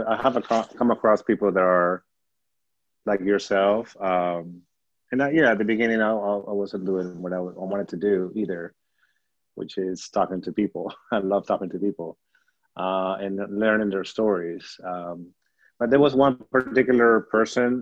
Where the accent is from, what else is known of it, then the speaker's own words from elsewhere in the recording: Peru; accent: Peruvian; now in United States; growing up in Peru, I was living by the beach